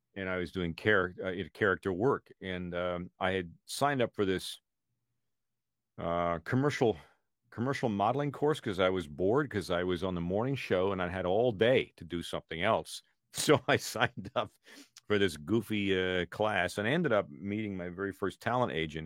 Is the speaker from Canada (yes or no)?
yes; Canada; now in United States; I was born in Canada.